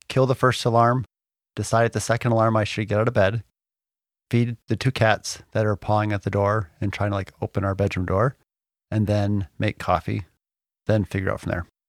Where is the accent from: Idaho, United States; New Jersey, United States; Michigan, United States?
Michigan, United States; moved away; We grew up in Michigan for a while